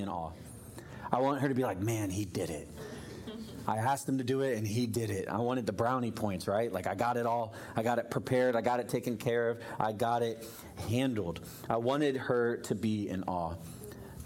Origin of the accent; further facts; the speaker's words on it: Florida, United States; I grew up in Florida, but we had a fireplace in our living room.